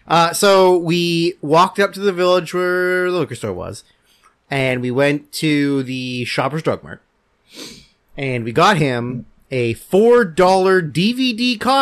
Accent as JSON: {"language": "English", "town": "Coquitlam", "region": "British Columbia", "country": "Canada", "tie": "born or raised there", "said": "where I grew up in Coquitlam"}